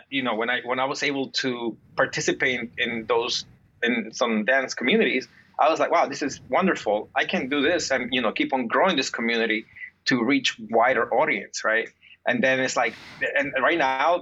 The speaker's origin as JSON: {"language": "English", "region": "New Jersey", "country": "United States", "tie": "born or raised there", "also_born_or_lived": "Peru / New York", "moved": "as an adult", "said": "I grew up in Jersey, and then I moved to New York. But growing up in Jersey"}